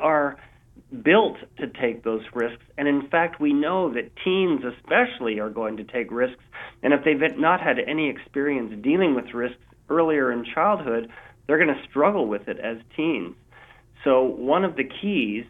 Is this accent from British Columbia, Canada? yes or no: yes; Vancouver, British Columbia, Canada; my hometown here of Vancouver, BC